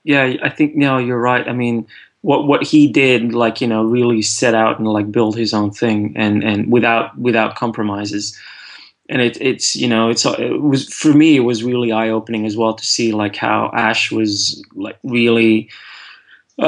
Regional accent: Antwerp, Flanders, Belgium; moved away as an adult; also born or lived in London, United Kingdom; now in United Kingdom; I'm from Antwerp in Belgium originally, and I worked in Antwerp for 2 years after graduating before I moved to London.

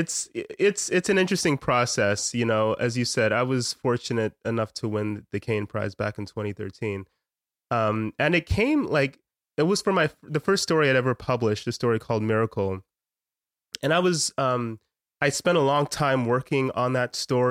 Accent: United States; I was born in America

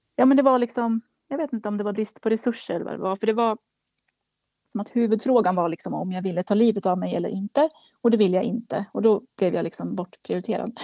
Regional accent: Kilafors, Gävleborg County, Sweden; now in Gävle, Sweden; jag, kommer från Kilafors i Hälsingland

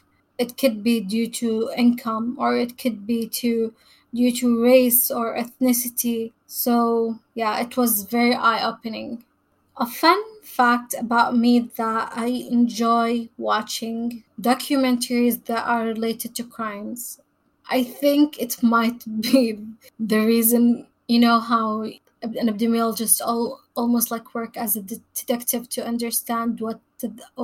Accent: Saudi Arabia; moved away as an adult; I was born and raised in Saudi Arabia, where I also got my bachelor degree in epidemiology.

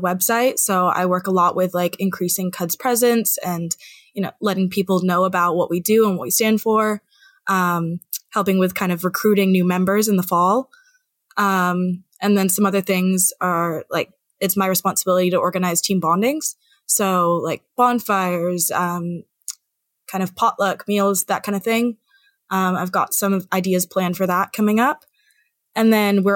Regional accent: Redmond, Washington, United States; now in Pullman, United States; I'm from Redmond, Washington

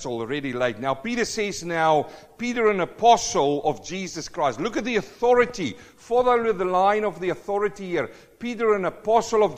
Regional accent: South Africa; now in New Zealand; I'm a South African born Kiwi

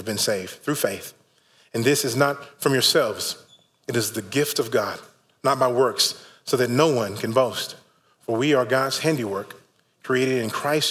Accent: Fort Worth, Texas, United States; moved away; my hometown, the great city of Fort Worth

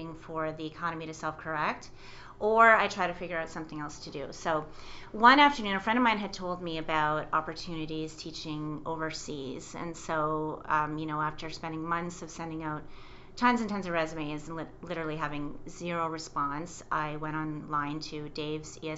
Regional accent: Chesterville, Ontario, Canada; moved away as an adult; also born or lived in Quebec / Ottawa / Asia; I grew up in rural Ontario, so a really, really small town. The small town was Chesterville, Ontario.

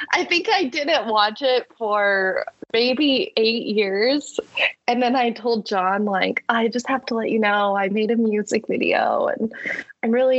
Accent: Wyoming, United States; now in Bay Area, United States; I'm from Wyoming

